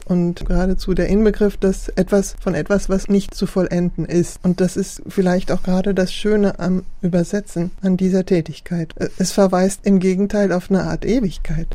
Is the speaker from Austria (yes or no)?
no; Germany; first language German; moved away as an adult; also born or lived in France; Ich bin mit 18 nach Frankreich gegangen, dann habe ich, und ich habe angefangen als Jugendliche zu schreiben und habe auf Deutsch, weil ich ja in Deutschland, was war meine Muttersprache, ist meine Muttersprache.